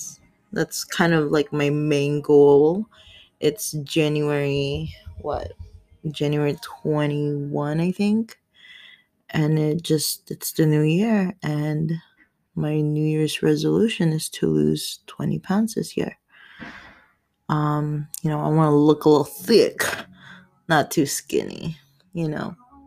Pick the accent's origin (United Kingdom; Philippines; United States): Philippines; I'm Filipino, 29 years old.